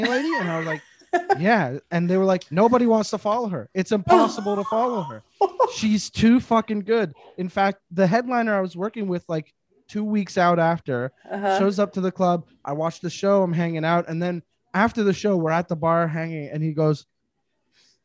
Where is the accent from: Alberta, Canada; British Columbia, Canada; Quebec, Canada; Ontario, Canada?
Quebec, Canada; Montreal; Growing up in Montreal, the Just for Laughs Festival is a huge deal here